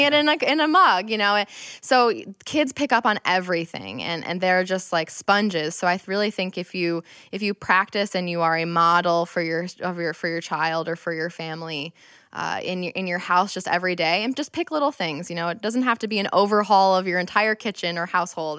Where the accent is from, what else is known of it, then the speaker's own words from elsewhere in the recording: Rochester, New York, United States; I'm born and raised in Rochester